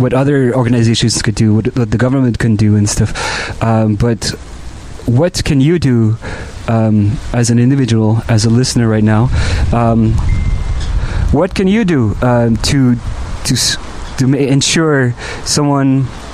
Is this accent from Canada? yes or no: yes; Montreal, Quebec, Canada; I grew up in Montreal my whole life